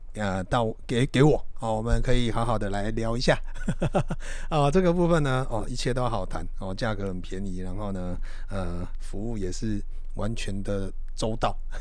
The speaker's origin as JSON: {"language": "Chinese", "country": "Taiwan", "said": "我们台湾人"}